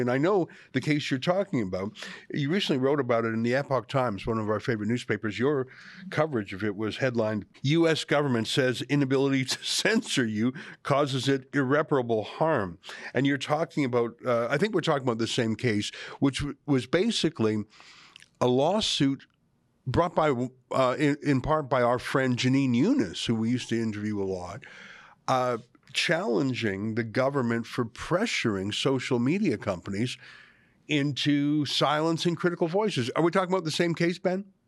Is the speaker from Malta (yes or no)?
no; Canada; I'm a Canadian, born and bred